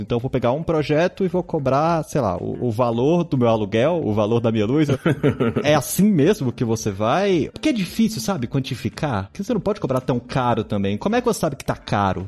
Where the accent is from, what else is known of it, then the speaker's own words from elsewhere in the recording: Brasília, Federal District, Brazil; eu sou de Brasília